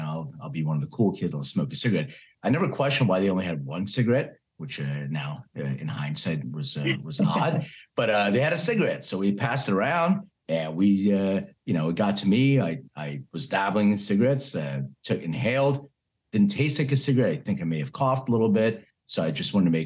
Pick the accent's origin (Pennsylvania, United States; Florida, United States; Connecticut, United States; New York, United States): Pennsylvania, United States; Philadelphia; I was raised in Philadelphia